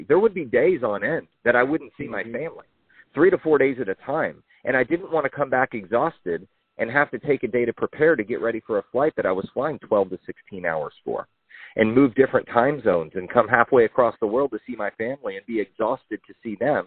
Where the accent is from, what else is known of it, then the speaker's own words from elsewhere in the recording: Houston, Texas, United States; also born or lived in Chicago, Illinois / Illinois; We got a chance to move to Houston, Texas, and my mom and my sister and I grew up in an area where, you know, we didn't have everything we wanted, but we had everything that we needed